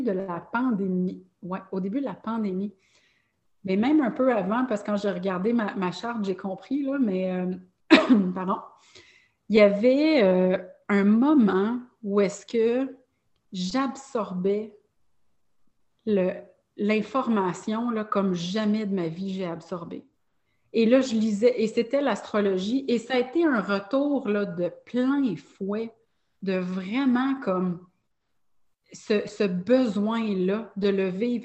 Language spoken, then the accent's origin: French; Longueuil, Quebec, Canada; j'ai grandi à Longueuil.